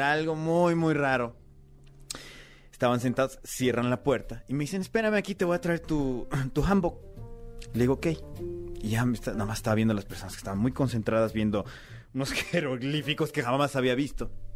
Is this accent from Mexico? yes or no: yes; Mexico; moved away as an adult; also born or lived in South Korea; aquí en México, en mi propio país.